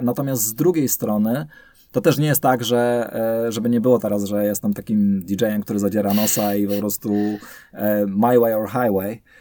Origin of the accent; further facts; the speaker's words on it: Silesian Voivodeship, Poland; Ja ogólnie się urodziłem, wychowałem na Śląsku